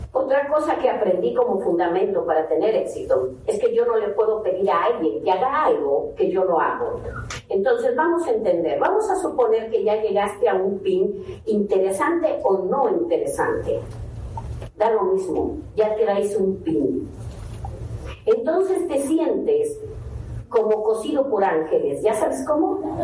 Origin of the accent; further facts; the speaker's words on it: Mexico; no salimos de ningún otro país, somos mexicanos